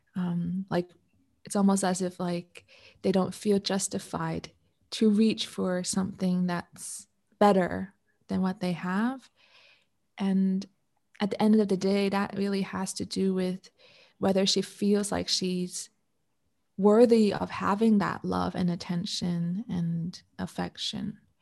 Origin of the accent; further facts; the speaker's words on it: Canada; now in Malaysia; I'm Canadian